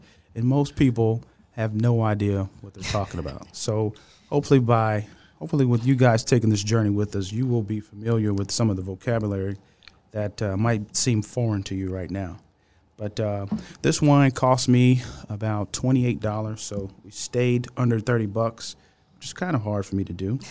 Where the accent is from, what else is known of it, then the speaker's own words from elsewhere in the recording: Louisiana, United States; I'm from Louisiana. We don't use allspice.